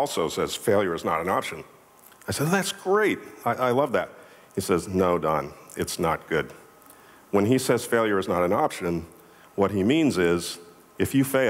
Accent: Boston, Massachusetts, United States; I'm from Boston

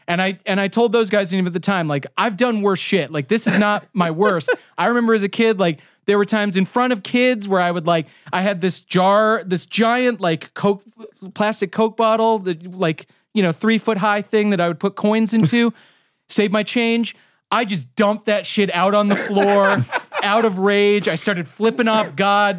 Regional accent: Kansas City, Missouri, United States; I'm from Kansas City.

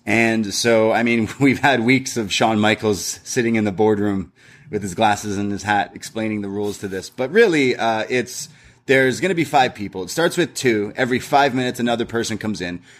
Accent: Canada; We're Canadian and British

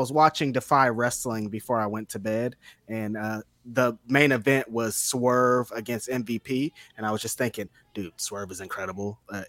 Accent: Bakersfield, California, United States; So, I'm from Bakersfield.

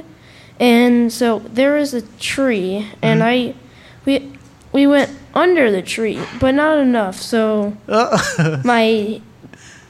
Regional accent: Nashville, Tennessee, United States; Nashville, Tennessee.

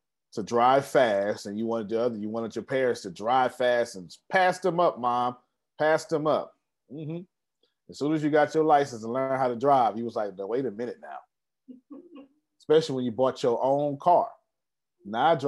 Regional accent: Texas, United States; I'm such a Texan.

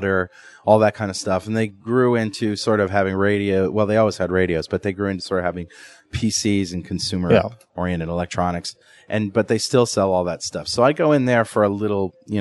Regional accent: United States; as an American consumer

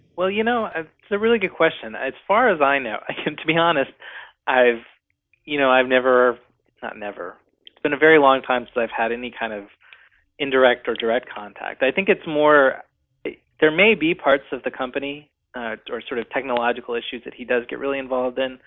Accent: North Carolina, United States; now in Seattle, United States; I'm from North Carolina

